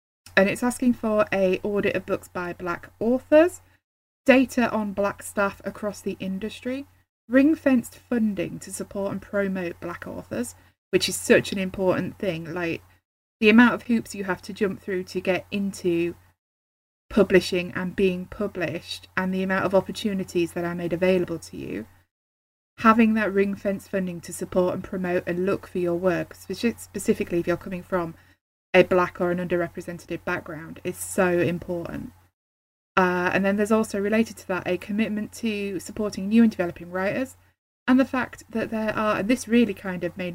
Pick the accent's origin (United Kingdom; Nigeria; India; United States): United Kingdom; the north of England; I grew up in Northern England and I'm still there now